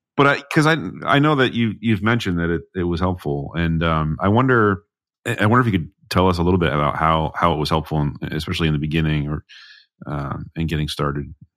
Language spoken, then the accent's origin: English; New England, United States; as an American, someone that's grown up in New England